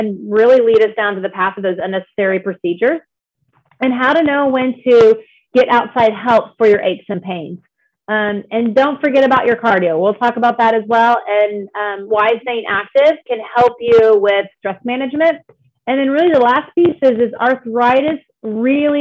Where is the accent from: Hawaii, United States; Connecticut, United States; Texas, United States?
Texas, United States; Dallas; I grew up in the Dallas area